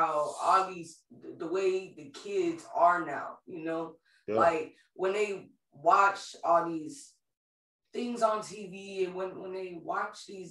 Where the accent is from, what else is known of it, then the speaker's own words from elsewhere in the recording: Clifton, United States; I grew up in Clifton, like, I went to Clifton High School